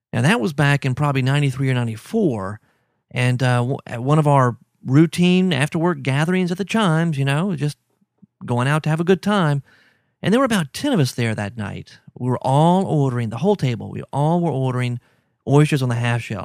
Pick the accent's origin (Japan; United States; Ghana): United States; Baton Rouge, Louisiana; I grew up in Baton Rouge, so oysters were always everywhere.